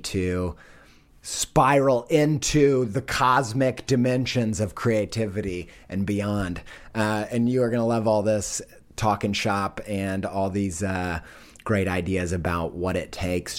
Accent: Indiana, United States; I'm from Indiana.

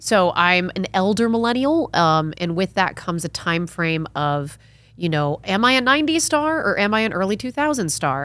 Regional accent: Connecticut, United States; also born or lived in New York / California; now in Austin, United States; I'm from Connecticut originally.

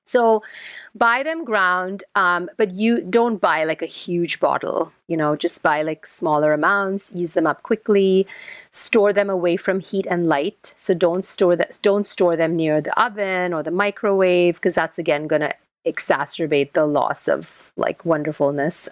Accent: India; moved away; I'm Indian, um, originally, even though now I, you know, I've lived outside of India for a long time

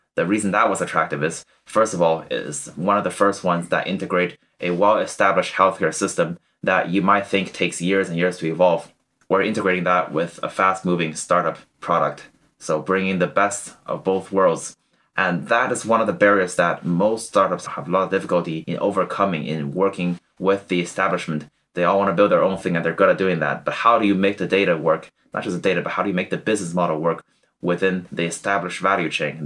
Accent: Canada; born or raised there; moved away as an adult; also born or lived in China; now in Cambridge, United Kingdom

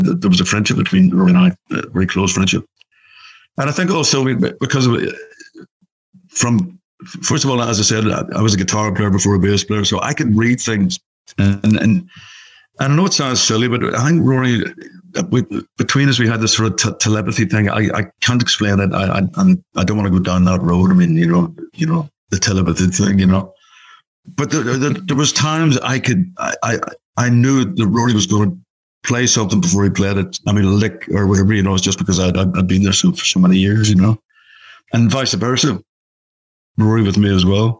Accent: Belfast, Northern Ireland, United Kingdom; moved away; we played Belfast, obviously my hometown

